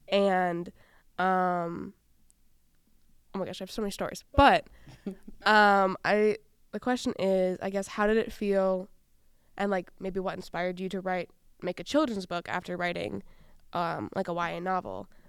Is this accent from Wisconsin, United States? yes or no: yes; Wisconsin, United States; now in Saint Paul, United States; I grew up in Wisconsin